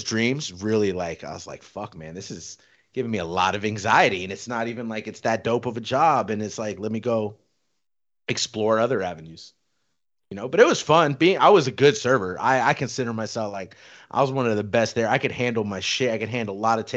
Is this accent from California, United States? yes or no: yes; Riverside, California, United States; moved away as an adult; also born or lived in Mission Viejo, California; now in Las Vegas, United States; born and raised in Riverside. We moved out to Mission Viejo in like 2000, so freshman year of high school for me.